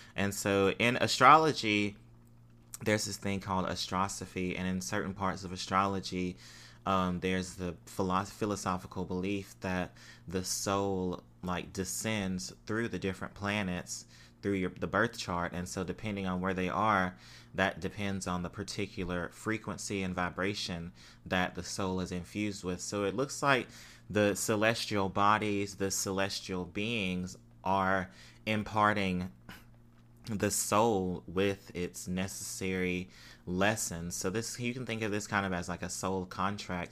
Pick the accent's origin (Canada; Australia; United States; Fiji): United States; what we grew up with in the United States as far as Christianity